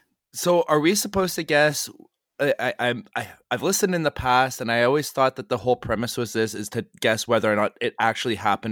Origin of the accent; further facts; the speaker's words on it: Canada; I'm Canadian